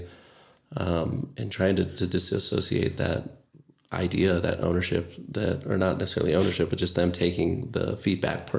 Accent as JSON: {"language": "English", "town": "Orlando", "region": "Florida", "country": "United States", "tie": "born or raised there", "also_born_or_lived": "Grand Canyon / Eugene, Oregon / Hawaii", "moved": "as an adult", "lives_now": "Flagstaff, United States", "said": "I grew up in Orlando or outside of Orlando"}